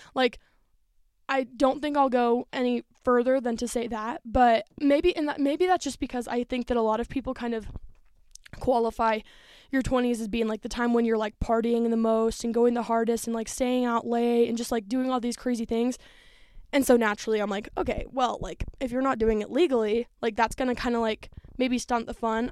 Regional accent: Denver, Colorado, United States; moved away as an adult; I was born in Denver, so I'm very close, like, the place that I was raised for the first three years of my life

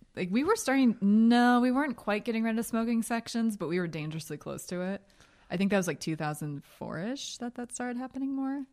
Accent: Philadelphia, Pennsylvania, United States; I'm from Philly

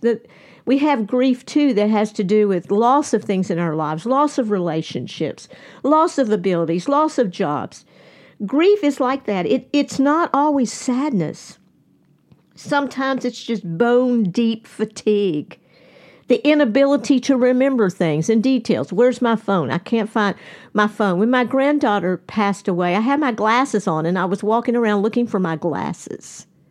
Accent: Nashville, Tennessee, United States; we are all from Nashville

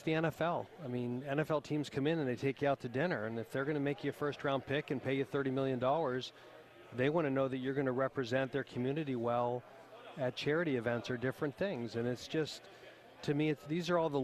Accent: near Buffalo, New York, United States; moved away; I grew up in near Buffalo, New York. So I don't say I'm from New York. I'm from Western New York

